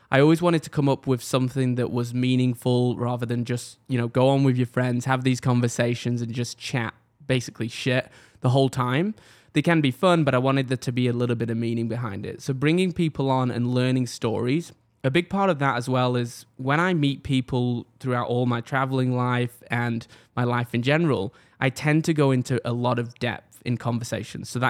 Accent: England, United Kingdom; born there; But if I take you back, I was born in England. As a lot of people know, um, typically when I go out, I tell people I'm from Manchester. It's kind of the nearest city to me

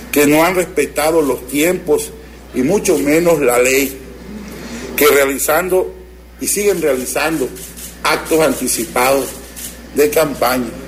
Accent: Jalpa de Méndez, Tabasco, Mexico; en mi pueblo, Jalpa de Méndez

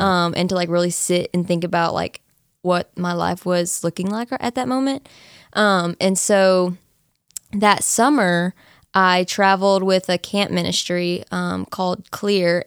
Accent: Nacogdoches, Texas, United States; I was born and raised in Nacogdoches, so I've been here

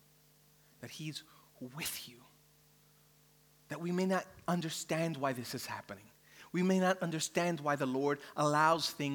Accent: New York City, New York, United States; now in Australia; I'm from New York City where, you know, the skyscrapers everywhere

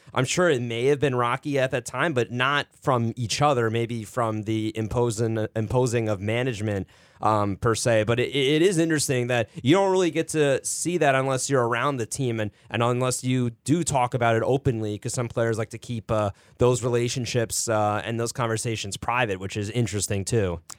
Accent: Livingston, New Jersey, United States; a team from Livingston, like, about ten years ago from my hometown

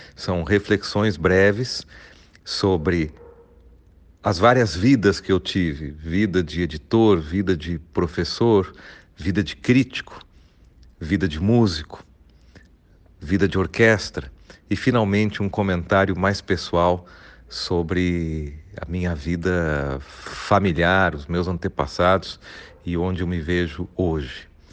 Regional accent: Porto Alegre, Rio Grande do Sul, Brazil; moved away; also born or lived in York, England; de Porto Alegre, minha cidade natal

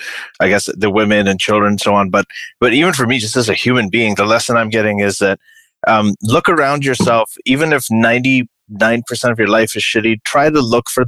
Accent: Saudi Arabia; moved away; growing up in Saudi Arabia

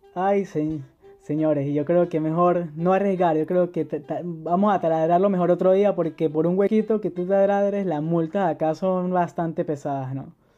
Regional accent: San Cristóbal, Táchira, Venezuela; moved away as an adult; now in Germany; soy de San Cristóbal, Venezuela. Tengo aquí viviendo en Alemania desde enero de 2015

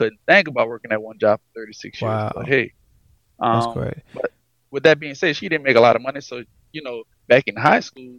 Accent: Edgard, Louisiana, United States; moved away; also born or lived in LaPlace, Louisiana; I'm originally from Edgard

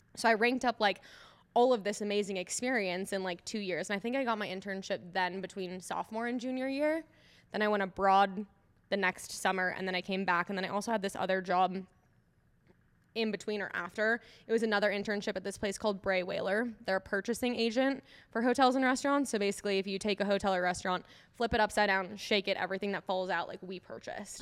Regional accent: Eagan, Minnesota, United States; moved away as an adult; now in Denver, United States; I grew up in Minneso-, Minnesota

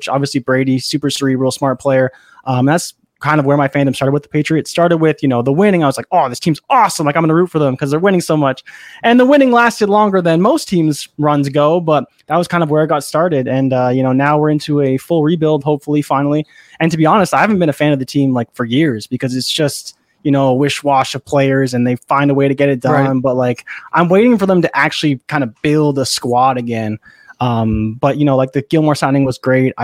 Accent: Toronto, Ontario, Canada; where I'm from Toronto

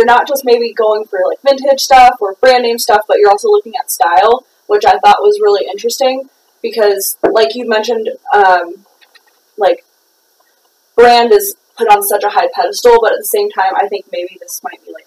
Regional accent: Orange County, California, United States; moved away; I'm from Orange County, originally, and so... just from living there

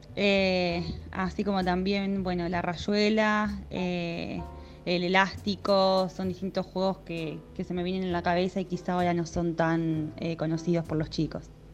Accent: Chacabuco, Buenos Aires Province, Argentina; now in Buenos Aires, Argentina; de Chocabuco, provincia de Buenos Aires. Eh, actualmente vivo en Capital.

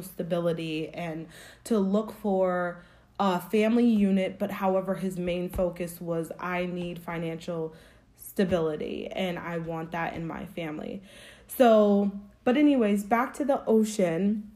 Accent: Springfield, Massachusetts, United States; I grew up in Springfield, Massachusetts. I was born and raised there

